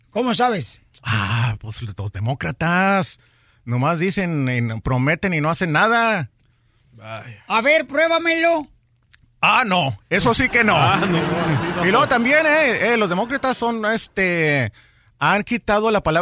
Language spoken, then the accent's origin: Spanish; Tijuana, Baja California, Mexico